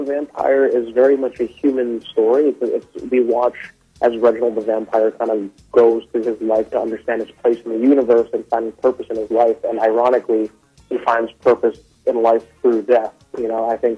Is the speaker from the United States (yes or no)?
yes; Oahu, Hawaii, United States; moved away as an adult; now in Brooklyn, United States; I grew up in Oahu. I was there my whole life, and I moved away when I was 18.